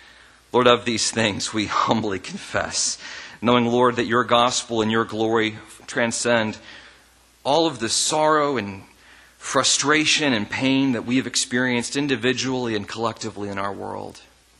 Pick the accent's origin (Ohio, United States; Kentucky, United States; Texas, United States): Ohio, United States; also born or lived in north of the US; And I am originally from Ohio, but I've lived all over the north in differing places.